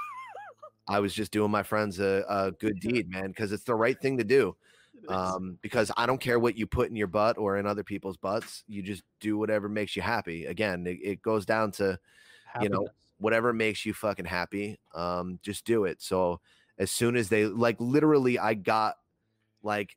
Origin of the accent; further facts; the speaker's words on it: New Jersey, United States; also born or lived in Broward County, Florida; I was born in Florida, but I was raised in New Jersey.